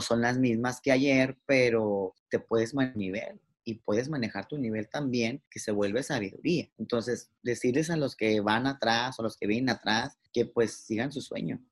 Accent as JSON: {"language": "Spanish", "town": "Mazatlán", "region": "Sinaloa", "country": "Mexico", "also_born_or_lived": "Mexico City", "moved": "yes", "said": "yo me llevé, toda mi ropa como que si nunca fuera a volver a Mazatlán"}